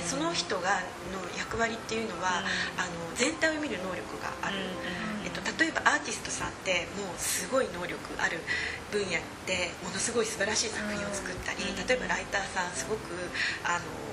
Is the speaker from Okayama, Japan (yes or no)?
yes; Okayama, Japan; moved away as an adult; now in London, United Kingdom; 私岡山の出身なんですけれども岡山の女子大に行ったんですね